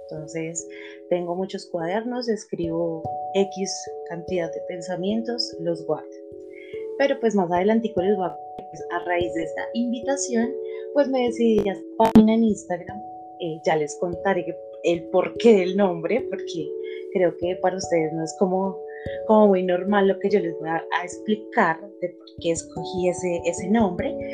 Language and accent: Spanish; Bogotá, Colombia; also born or lived in Chía; yo soy colombiana, soy de Bogotá. Nací en un lugar cerquita a Bogotá que se llama Chía.